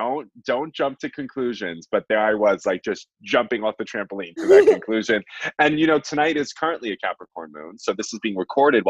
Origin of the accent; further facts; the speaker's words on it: Long Island, New York, United States; So I am 31. I was born, raised, and buttered on Long Island, New York. And I am an astrologer.